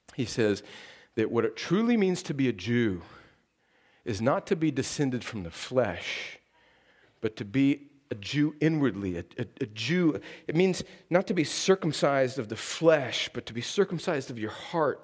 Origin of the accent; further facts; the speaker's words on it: desert in Southern California, United States; now in Columbus, Georgia, United States; I live here in Columbus, Georgia, but I grew up in a place in, in the desert in California where it never rains.